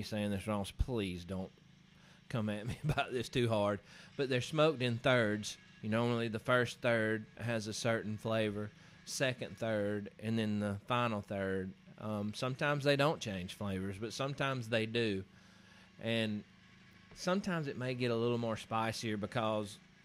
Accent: Alabama, United States; we're from Alabama

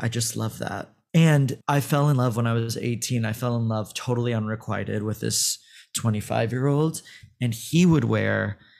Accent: Tel Aviv, Tel Aviv District, Israel; Like, I was born in Tel Aviv, and I spent a lot of my youth there and a lot of my summers there.

